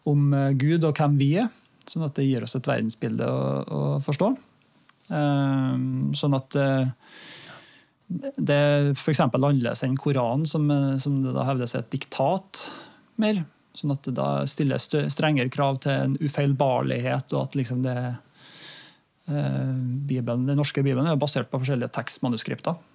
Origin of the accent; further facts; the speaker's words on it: Norway; samtidig som at jeg er norsk og bor i Norge og er en nordmann